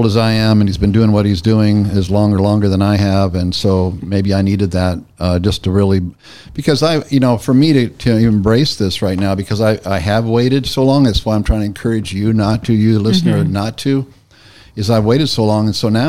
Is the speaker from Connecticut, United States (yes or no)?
no; California, United States; I'm from California.